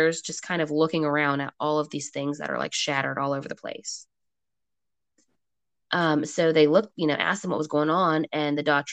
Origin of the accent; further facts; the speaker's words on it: Portsmouth, Virginia, United States; I was like born and raised in Portsmouth